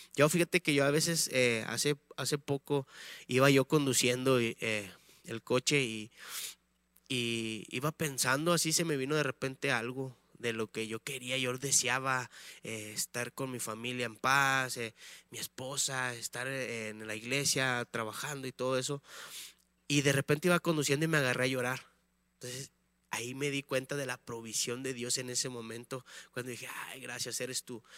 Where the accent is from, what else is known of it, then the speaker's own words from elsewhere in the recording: Tamaulipas, Mexico; moved away as an adult; now in León, Mexico; somos de Tamaulipas, del estado de Tamaulipas